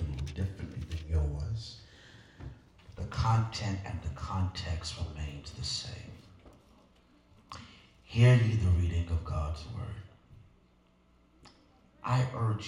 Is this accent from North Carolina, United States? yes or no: yes; Fairmont, North Carolina, United States; I grew up in Fairmont, North Carolina